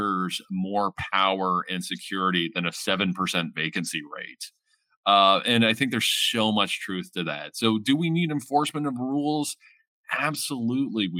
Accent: London, Ontario, Canada; I grew up in the Hamilton and Gore area out in the East End

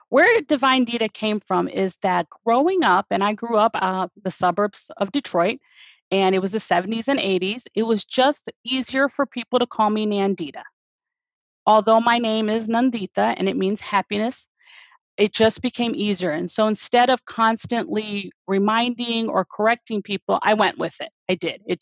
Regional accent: India; I will pronounce their names because I'm Indian the way that their parents pronounce them.

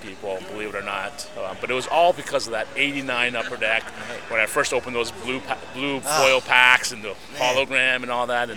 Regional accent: Toronto, Ontario, Canada; being in Canada, because I'm from Toronto

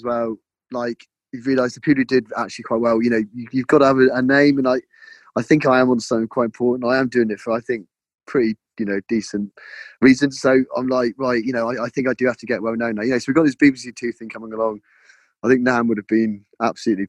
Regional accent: Cornwall, South West England, United Kingdom; moved away as an adult; also born or lived in London; now in Devon, United Kingdom; I was born in Cornwall. I went to London for 12 years

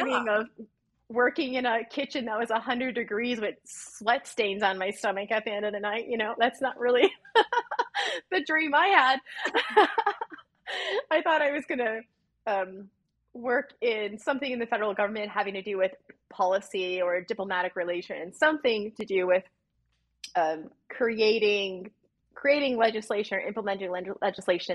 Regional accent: Illinois, United States; I was raised in the Midwest in Illinois

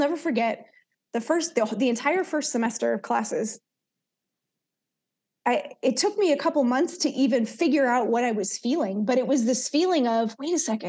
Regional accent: Oakland, California, United States; also born or lived in Soweto, South Africa; growing up in East Oakland

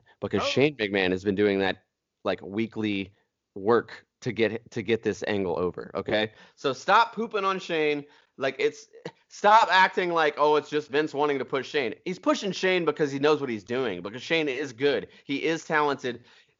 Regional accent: Nashville, Tennessee, United States; We're from Nashville. You're going to get our opinions. This is the way it works here.

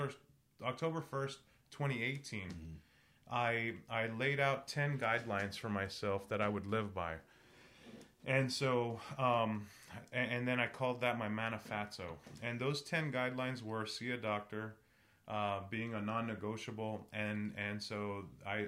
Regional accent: San Antonio, Texas, United States; growing up in San Antonio, Mexican American culture

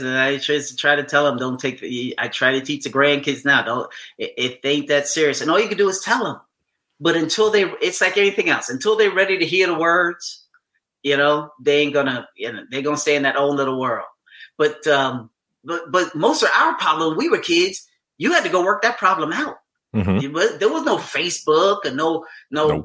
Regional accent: New York City, New York, United States; I grew up in New York City

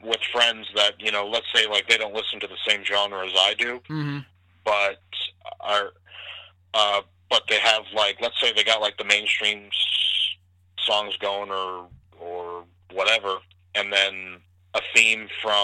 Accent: Ontario, Canada; I was born in Ontario

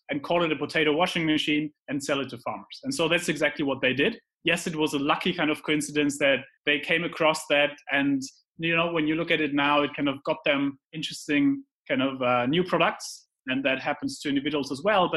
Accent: Heidelberg, Baden-Württemberg, Germany; moved away; also born or lived in London; I grew up in Heidelberg, which is a romantic city in Germany

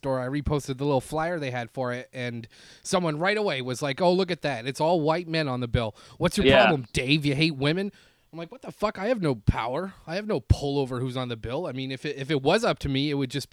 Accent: Canada; moved away as an adult; now in Los Angeles, United States; I'm Canadian

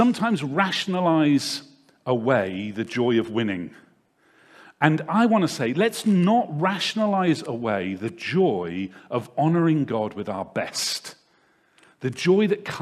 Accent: Devizes, South West England, United Kingdom; I grew up in a town not too far away from here called Devizes, which is probably about 40 minutes drive away.

